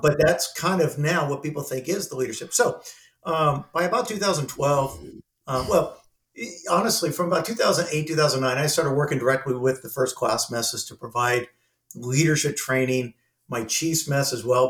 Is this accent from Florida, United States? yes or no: no; Southern California, United States; I'm from Southern California